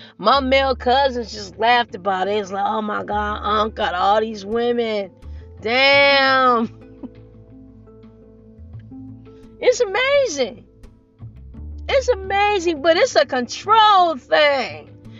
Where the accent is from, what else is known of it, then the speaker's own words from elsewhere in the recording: Nigeria; And I'm married to a Nigerian. And I'm Nigerian.